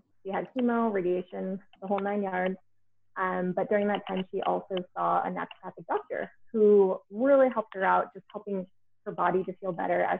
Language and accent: English; Portland, Oregon, United States; I'm from Portland, Oregon, where there are a lot of naturopathic doctors.